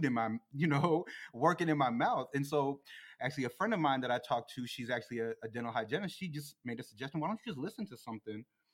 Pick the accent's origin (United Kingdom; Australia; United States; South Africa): United States; Plano, Texas; from Plano like we are